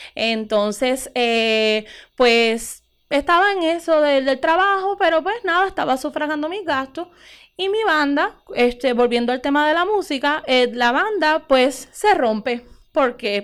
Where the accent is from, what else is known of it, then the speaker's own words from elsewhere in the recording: Utuado, Puerto Rico; moved away as an adult; also born or lived in Mayagüez; soy de aquí, nacida y criada en Utuado